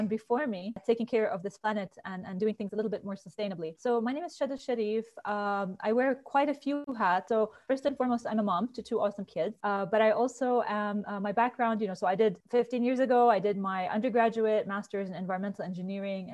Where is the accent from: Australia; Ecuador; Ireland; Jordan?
Jordan; also born or lived in United States; So I grew up in Jordan, but I had the chance to do my studies in the US.